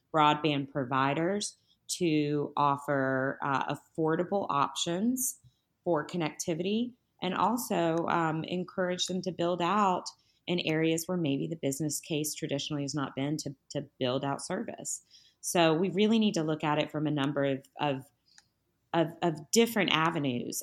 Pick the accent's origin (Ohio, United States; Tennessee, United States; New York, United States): Tennessee, United States; my home state of Tennessee